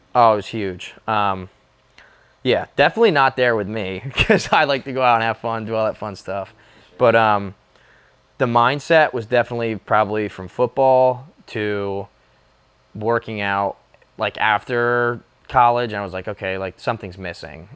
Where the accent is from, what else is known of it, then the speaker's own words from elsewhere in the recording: near Easton, Pennsylvania, United States; five minutes from here